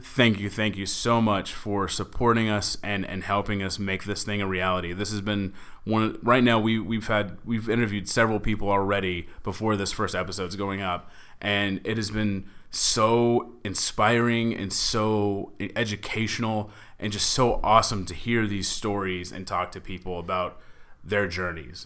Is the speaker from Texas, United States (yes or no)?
yes; Dallas, Texas, United States; moved away as an adult; now in Los Angeles, United States; I am from Dallas, Texas. I've been living in L A for f, almost four years now.